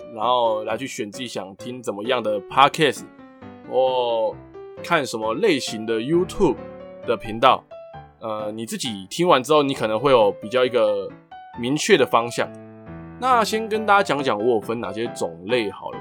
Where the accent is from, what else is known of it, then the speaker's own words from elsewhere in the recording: Taiwan; 台湾跟日本很接近，就是很靠近嘛，就是他们在我们的上面而已